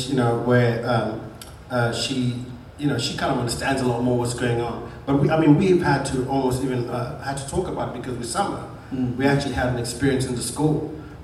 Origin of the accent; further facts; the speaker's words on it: Zimbabwe; moved away as an adult; also born or lived in South Africa / Manchester, United Kingdom / Germany; now in United States; I grew up in Zimbabwe, that's where I did my school.